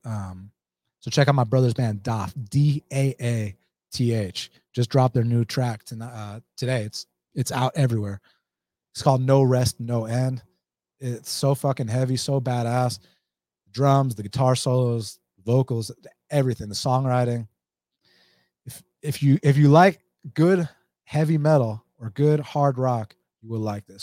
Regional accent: Atlanta, Georgia, United States; I'm from Atlanta

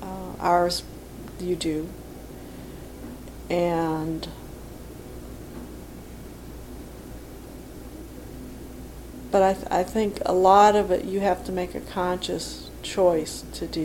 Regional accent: St. Louis, Missouri, United States; I grew up on Pinot, and okay. And they moved to on Donovan, which is in St. Louis Hills.

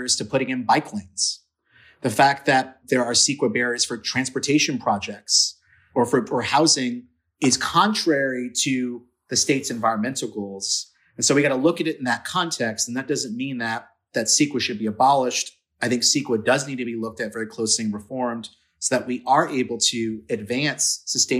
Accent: San Francisco, California, United States; now in Berkeley, United States; Growing up in San Francisco, my family was evicted on several occasions

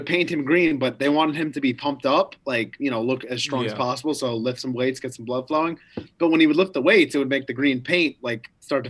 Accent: United States; I'm American.

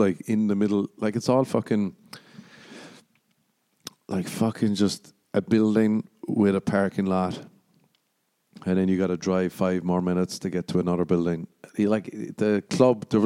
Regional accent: Ireland

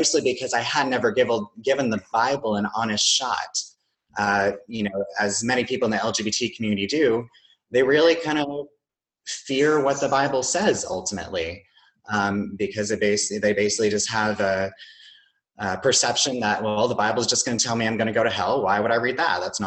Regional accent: South Carolina, United States; moved away as an adult; I grew up in South Carolina in a smaller town

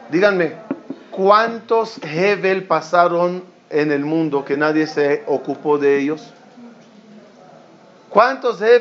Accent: Ashdod, Southern District, Israel; Yo me acuerdo cuando éramos niños, en mi época en Ashdod no había colegio religioso, éramos el único colegio religioso.

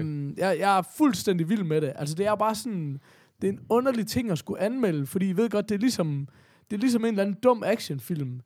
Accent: Horsens, Central Denmark Region, Denmark; i Horsens, hvor jeg kommer fra

